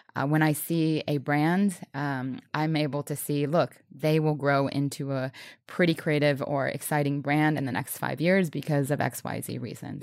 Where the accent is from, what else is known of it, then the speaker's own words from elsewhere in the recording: New Orleans, Louisiana, United States; I was born in New Orleans. I was around music